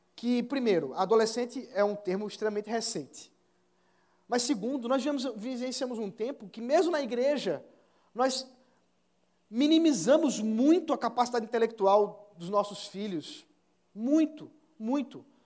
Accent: Pernambuco, Brazil; nós que somos pernambucanos, orgulhosos, que sabemos cantar o hino do nosso estado

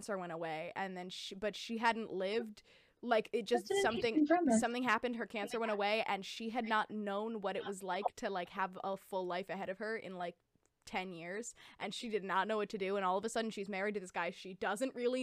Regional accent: East Coast, United States; East Coast, baby

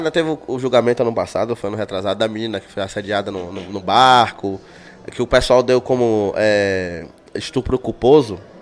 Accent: Paulo Afonso, Bahia, Brazil; moved away; Eu sou de Paulo Afonso

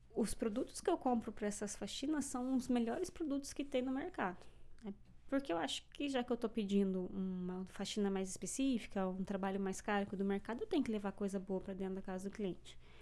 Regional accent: São Jerônimo da Serra, Paraná, Brazil; moved away as an adult; now in Canada; eu sou do sul

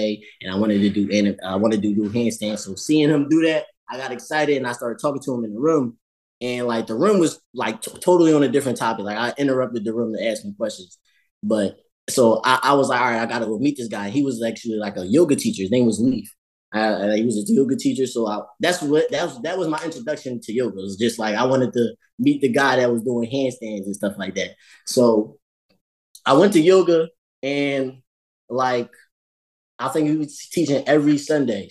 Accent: Philadelphia, Pennsylvania, United States; I grew up in Philly, and I grew up in like the East Oak Lane area

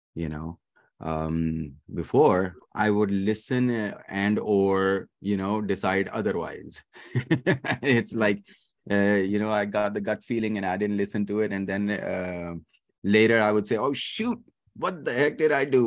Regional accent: Dubai, United Arab Emirates; born or raised there; also born or lived in Pakistan / Kentucky, United States; now in Richmond, United States

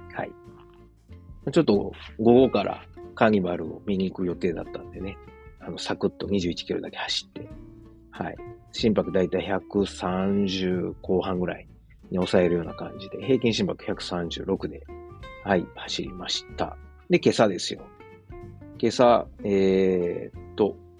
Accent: Osaka, Japan; moved away as an adult; now in Germany; 自分の実家であるですね、駒川あずまや、はい、親父とおかんがやってる、えー、大阪、駒川いうところでね

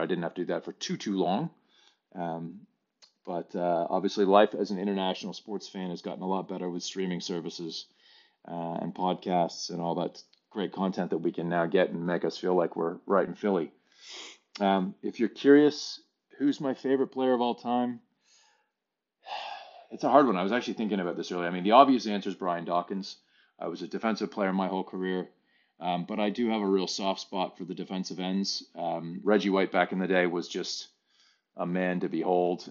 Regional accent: Canada; moved away as an adult; now in Sydney, Australia; I am a Canadian. Uh, I have lived in Australia now for seventeen years here in Sydney

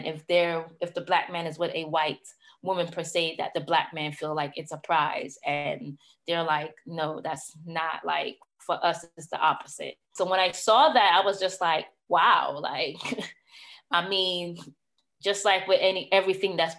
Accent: New York City, New York, United States; I am from Brooklyn, New York

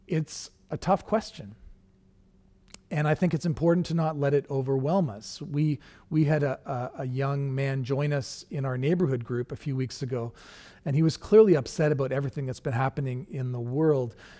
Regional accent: Canada; being Canadian

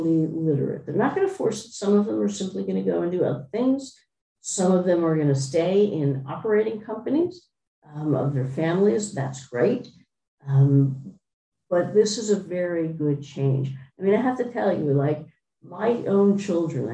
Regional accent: United States; I am American, I am a capitalist

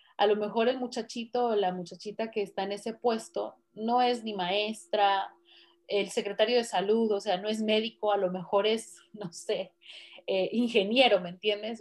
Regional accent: Mexico; moved away; yo ahorita no estoy viviendo en México, pero soy mexicana y me interesa lo que sucede con mi país

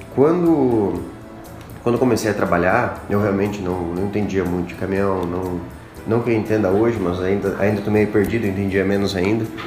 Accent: Brazil; Nós como brasileiros

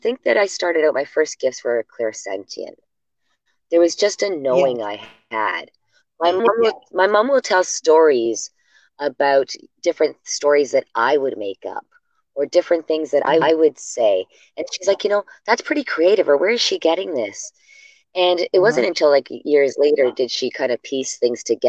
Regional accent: Hamilton, Ontario, Canada; born or raised there; also born or lived in Sudbury, Ontario / Kingston, Ontario

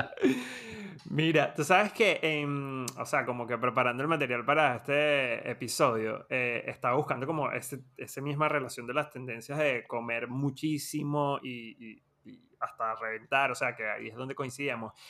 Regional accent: Venezuela; now in Argentina; cuando, cuando crecimos en Venezuela

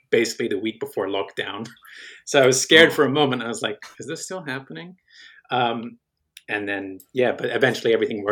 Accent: Belgium; moved away; I grew up in Belgium

